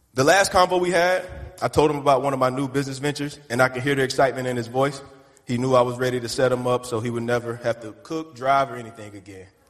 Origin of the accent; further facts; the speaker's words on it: the Carolinas, United States; I'm from Carolina, so we walk around and do this to everybody